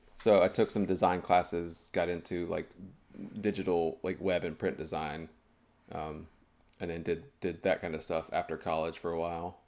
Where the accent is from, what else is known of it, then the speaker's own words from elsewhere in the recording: High Point, North Carolina, United States; moved away as an adult; also born or lived in Greensboro, North Carolina; now in Boston, United States; I was born in High Point, North Carolina